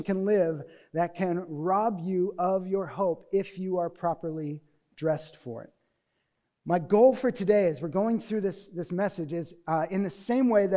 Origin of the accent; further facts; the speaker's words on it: Newbury Park, California, United States; also born or lived in Deerfield, Illinois; I did not grow up in a cold environment. I grew up here in Newbury Park